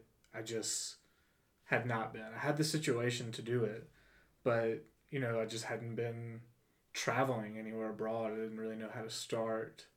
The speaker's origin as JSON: {"language": "English", "region": "South Carolina", "country": "United States", "tie": "born or raised there", "also_born_or_lived": "New York City", "moved": "as an adult", "said": "I grew up in South Carolina"}